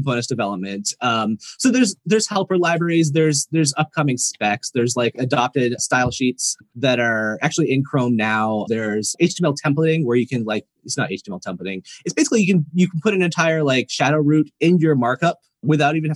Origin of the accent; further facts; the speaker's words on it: East Coast, United States; now in Oakland, United States; I am a transplant to California, and it's around 50 degrees here, so a little colder than Tel Aviv. But I'm totally a wimp now because I'm from the East Coast.